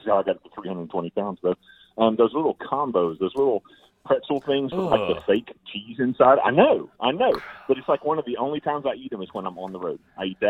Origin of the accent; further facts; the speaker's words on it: Memphis, Tennessee, United States; I'm from Memphis